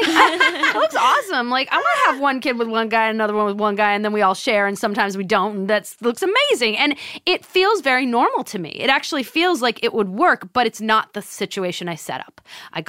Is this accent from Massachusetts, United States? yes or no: yes; Swampscott, Massachusetts, United States; I'm from Swampscott, Massachusetts.